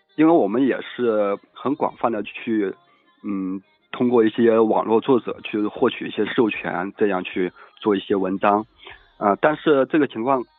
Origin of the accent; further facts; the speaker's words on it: Yangzhou, Jiangsu, China; 我江苏扬州的